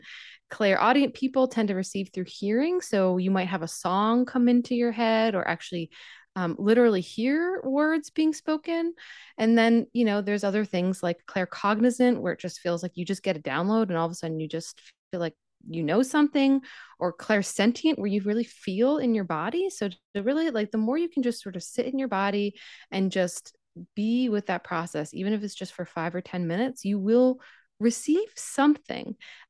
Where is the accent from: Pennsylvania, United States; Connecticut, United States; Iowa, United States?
Pennsylvania, United States; I grew up in Pennsylvania, like probably a couple hours from New York, 1 hour from Philadelphia.